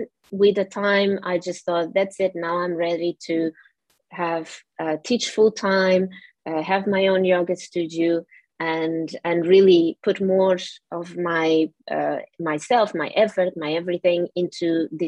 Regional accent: Portugal; English is a second language; moved away as an adult; now in United Kingdom; I'm originally from Portugal and I came to the UK when I was 23

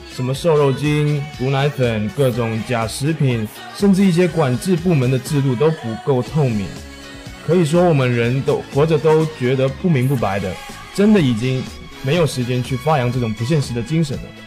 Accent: Quanzhou, Fujian, China; now in Xiamen, China; 我是来自泉州永春县的

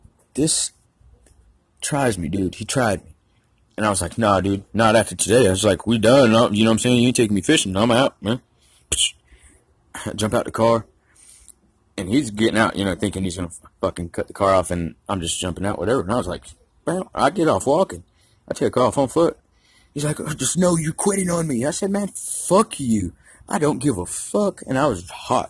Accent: Georgia, United States; I'm from Georgia

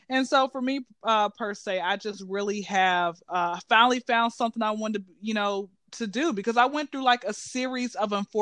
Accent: Atlanta, Georgia, United States; I'm originally from Atlanta, Georgia, and I've been to Atlanta, you know, been living out in Atlanta since I was zero

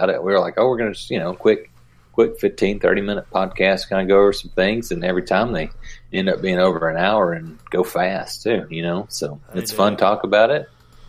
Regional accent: Smackover, Arkansas, United States; I grew up in Smackover, only about 20 minutes from Camden

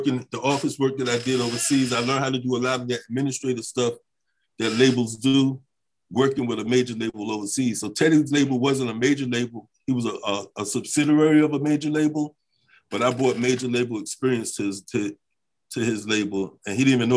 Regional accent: Virginia, United States; also born or lived in Italy; I'm from Virginia.

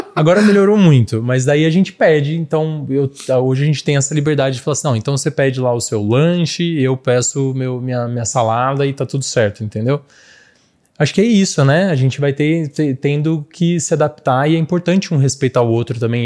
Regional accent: São Carlos, São Paulo, Brazil; Eu sou de São Carlos

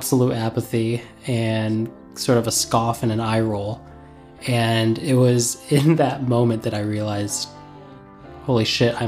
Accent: Indiana, United States; I'm from Indiana

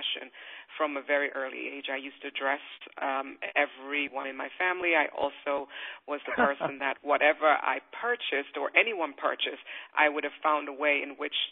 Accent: England, United Kingdom; born or raised there; also born or lived in Kingston, Jamaica

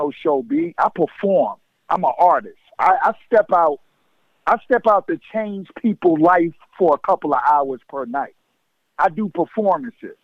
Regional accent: New York, United States; I'm a New Yorker

